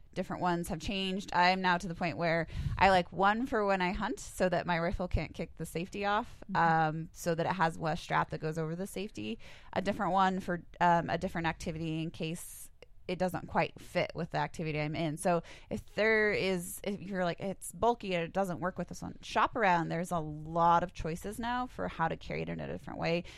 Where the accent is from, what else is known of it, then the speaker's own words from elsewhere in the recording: Helena, Montana, United States; I grew up in the Helena area